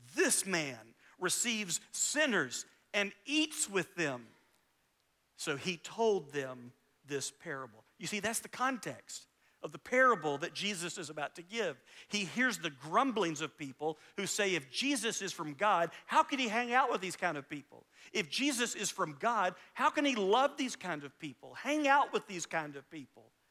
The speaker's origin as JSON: {"language": "English", "town": "Valdosta", "region": "Georgia", "country": "United States", "tie": "born or raised there", "also_born_or_lived": "Alabama / Lake Park, Georgia", "said": "I grew up in Valdosta, Georgia. I was born in Alabama, but really Valdosta and Lake Park, Georgia was home for me"}